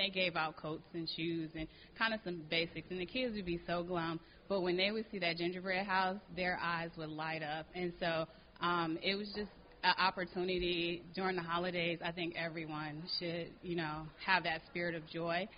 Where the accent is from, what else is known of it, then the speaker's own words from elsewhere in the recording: Detroit, Michigan, United States; moved away as an adult; now in Charlotte, United States; I've been in Charlotte for 15 years, but was raised in Detroit, Michigan